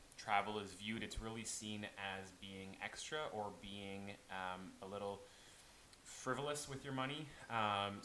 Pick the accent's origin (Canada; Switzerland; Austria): Canada; Prince Edward Island; I am from Prince Edward Island